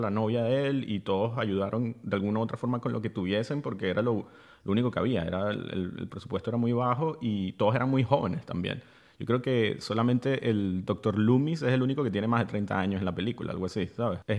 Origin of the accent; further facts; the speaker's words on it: Venezuela; also born or lived in Madrid / Berlin; obvio que soy venezolano, pero me refiero, yo viví en Madrid, después viví en Berlín